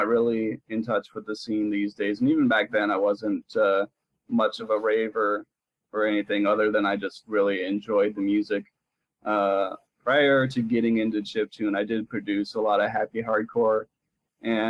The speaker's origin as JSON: {"language": "English", "area": "a small town south of San Jose", "region": "California", "country": "United States", "tie": "born or raised there", "said": "I was raised in a small town south of there"}